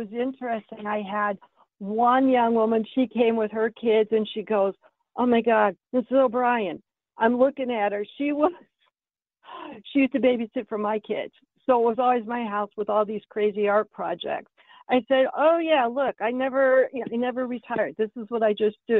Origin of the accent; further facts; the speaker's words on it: Ohio, United States; moved away; growing up in Ohio